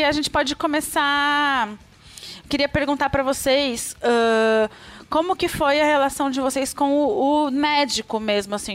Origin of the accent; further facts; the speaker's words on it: Brasília, Federal District, Brazil; sou de Brasília